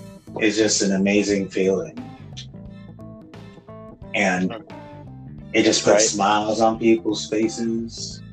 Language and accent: English; Monterey, California, United States; born there; I was born in Monterey, California.